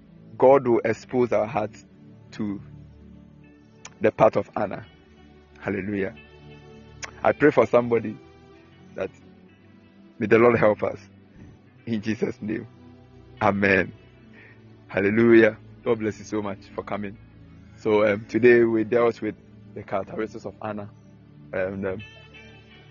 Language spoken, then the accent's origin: English; Akyem, Eastern Region, Ghana; When you come to my hometown, the Capim State